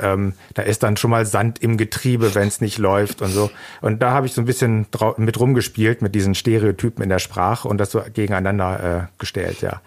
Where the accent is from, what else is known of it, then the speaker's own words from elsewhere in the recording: Germany; first language German; als Deutscher